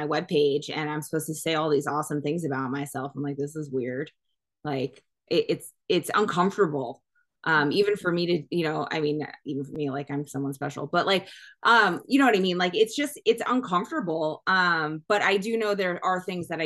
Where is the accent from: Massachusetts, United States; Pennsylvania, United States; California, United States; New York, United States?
New York, United States; now in Arizona, United States; I'm very East Coast. I'm from New York